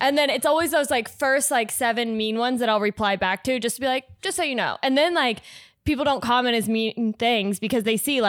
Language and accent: English; Liberty, Indiana, United States; Liberty, Indiana.